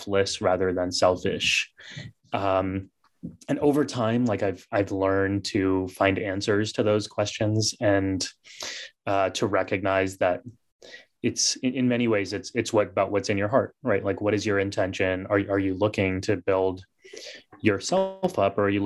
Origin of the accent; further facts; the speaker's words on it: United States; growing up in this country, growing up in the West